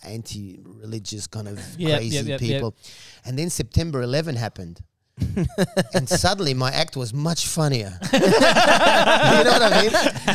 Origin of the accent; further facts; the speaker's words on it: Australia; also born or lived in Egypt; I grew up in Australia, so you know, the Australian culture was familiar to me.